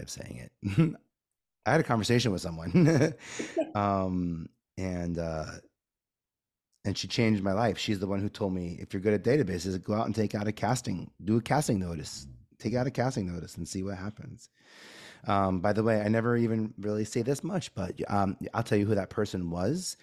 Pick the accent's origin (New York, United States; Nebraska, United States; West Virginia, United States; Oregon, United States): New York, United States; New York City; I grew up in Staten Island